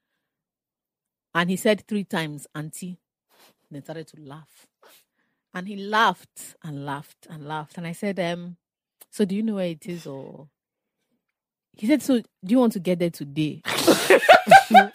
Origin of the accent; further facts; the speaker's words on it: Lagos, Nigeria; I'm Lagos through and through.